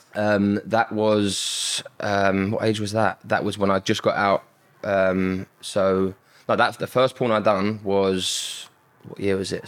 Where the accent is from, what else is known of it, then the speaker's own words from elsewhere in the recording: London, United Kingdom; I grew up in Southeast London.